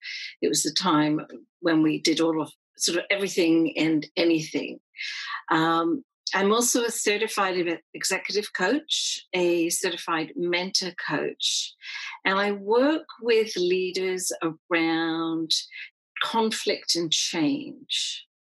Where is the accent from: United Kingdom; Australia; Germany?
United Kingdom; And so being of Irish heritage, I grew up in a time when pubs and restaurants in the UK would still have signs up that said no blacks, no Irish.